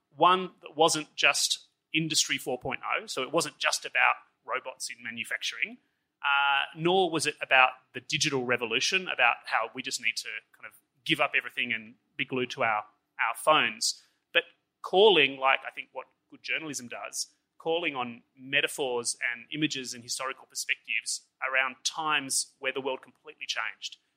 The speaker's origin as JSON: {"language": "English", "country": "Australia", "also_born_or_lived": "Switzerland", "moved": "as an adult", "said": "as an Australian"}